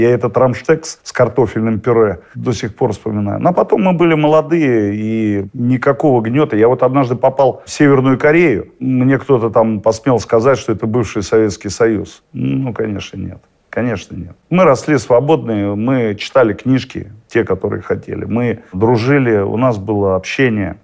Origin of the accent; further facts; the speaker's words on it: Monino, Moscow Oblast, Russia; also born or lived in Rivne, Ukraine; в нашем гарнизоне военном, откуда я родом, в Монино.